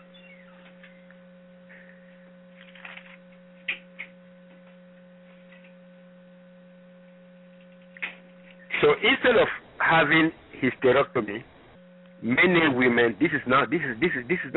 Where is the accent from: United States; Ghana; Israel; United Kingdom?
Ghana; moved away; I am originally from Ghana